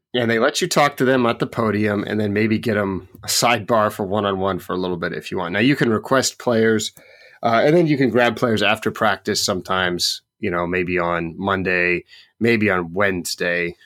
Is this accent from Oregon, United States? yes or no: yes; Oregon, United States; I grew up in Oregon